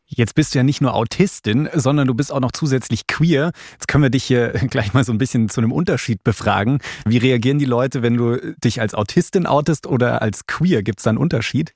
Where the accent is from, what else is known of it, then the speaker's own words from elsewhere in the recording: Bavaria, Germany; wir sind zwar queer, aber wir sind zum Beispiel beide in Bayern aufgewachsen